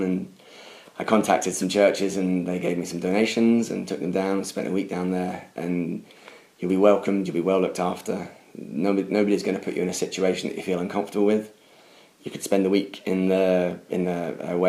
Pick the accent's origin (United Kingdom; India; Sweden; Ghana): United Kingdom